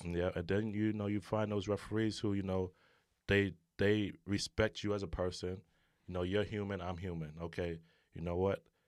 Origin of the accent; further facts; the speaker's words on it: New York City, New York, United States; growing up in New York City, you know, playing basketball in the streets